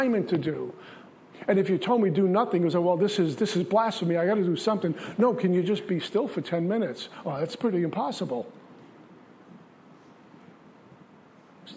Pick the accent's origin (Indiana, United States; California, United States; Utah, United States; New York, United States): New York, United States; New York City; growing up in Brooklyn